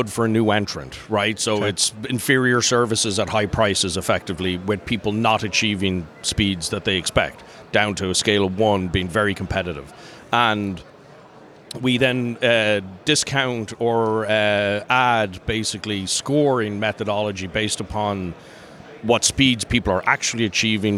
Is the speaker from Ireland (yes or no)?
yes; Dublin, Leinster, Ireland; moved away as an adult; also born or lived in North Carolina / New York / Orcas Island, Washington; I'm originally from Dublin, from Ireland.